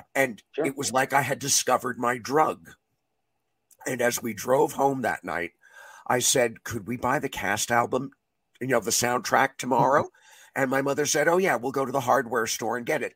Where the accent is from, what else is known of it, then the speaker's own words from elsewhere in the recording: New York City, New York, United States; I grew up in New York City